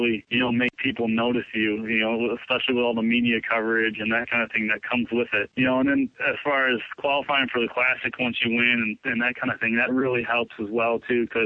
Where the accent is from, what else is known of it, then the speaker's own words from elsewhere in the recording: Michigan, United States; growing up in Michigan, just within a 30-mile radius from my house